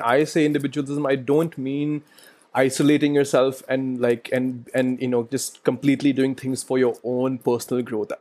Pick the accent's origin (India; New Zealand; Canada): India; Delhi; I live in Delhi. I was born in De- uh, I was born in Delhi